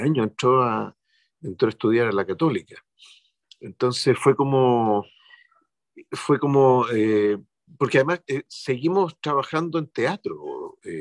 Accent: Chile; somos los chilenos

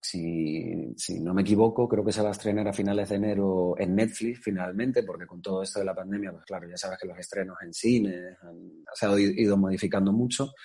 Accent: Tenerife, Canary Islands, Spain; now in Madrid, Spain; me fui a Tenerife, yo soy de allí, soy canario

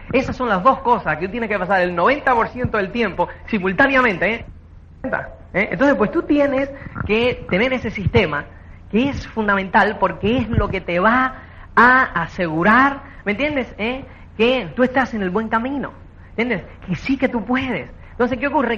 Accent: Cuba; now in Spain; como es cubano

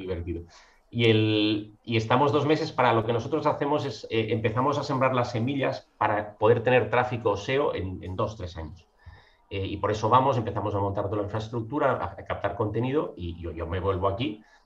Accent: Mataró, Catalonia, Spain; also born or lived in Madrid; yo soy de Mataró, me estoy al lado de Barcelona

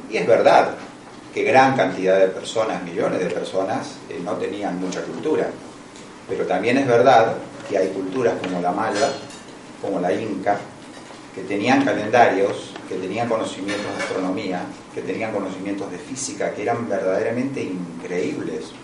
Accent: Argentina; also born or lived in Italy; Yo estoy hablando como argentino, pero también estoy hablando como italiano.

